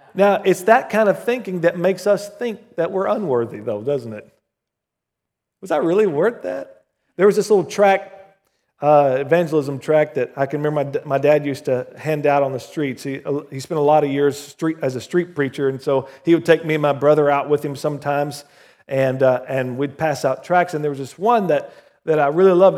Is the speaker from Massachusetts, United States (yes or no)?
no; Southern Oklahoma, United States; When I was growing up in Southern Oklahoma, our little country church called Victory Chapel